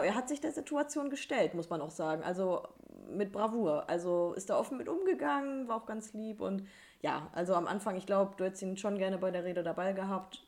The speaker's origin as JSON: {"language": "German", "area": "the North", "region": "Northern Germany", "country": "Germany", "said": "Wir kommen ja aus dem Norden"}